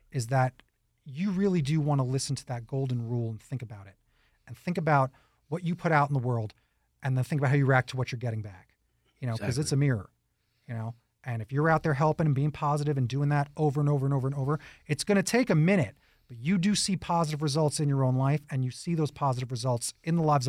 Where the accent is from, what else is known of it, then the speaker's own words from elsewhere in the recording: New York, United States; Again, I'm a New Yorker, right?